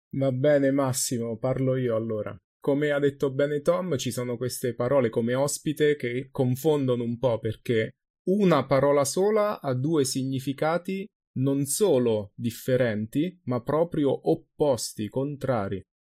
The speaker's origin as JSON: {"language": "Italian", "town": "Ascoli Piceno", "region": "Marche", "country": "Italy", "said": "Ma se io vengo da Ascoli Piceno, la mia città, allora questo è il mio punto di partenza, ok? Io vengo da Ascoli."}